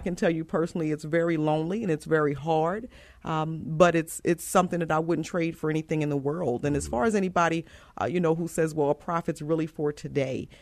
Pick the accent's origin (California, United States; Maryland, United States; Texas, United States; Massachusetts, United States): Maryland, United States; Baltimore; moved away as an adult; also born or lived in York, Pennsylvania / Georgia; now in San Antonio, United States; I am originally from Baltimore, Maryland, so I'm from the East Coast, and, um, I was born and raised there